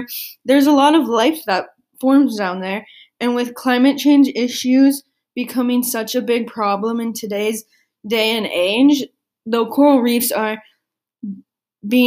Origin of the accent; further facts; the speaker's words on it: San Diego, California, United States; I grew up in San Diego, California, right next to the ocean